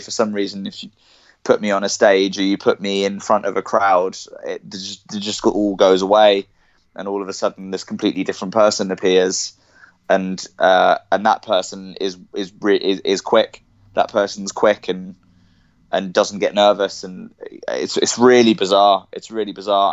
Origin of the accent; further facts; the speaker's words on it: Cambridge, East of England, United Kingdom; I was born in I was born in Cambridge and I grew up there